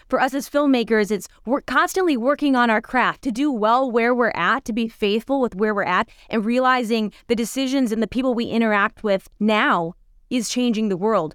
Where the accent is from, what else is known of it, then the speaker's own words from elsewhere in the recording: Minnesota, United States; moved away; We grew up in Minnesota, very rural, on, like, forty, like, acres out in the middle of the wilderness